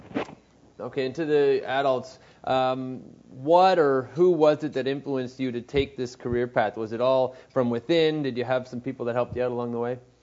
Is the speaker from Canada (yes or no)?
yes; Montreal, Quebec, Canada; also born or lived in Vermont; I'm from Montreal